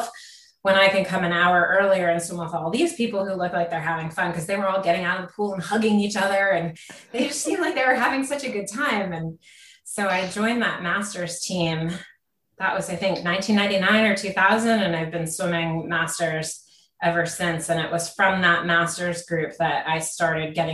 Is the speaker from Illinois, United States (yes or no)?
no; Connecticut, United States; moved away; also born or lived in Seattle; I grew up in Connecticut as a kid and moved to Seattle later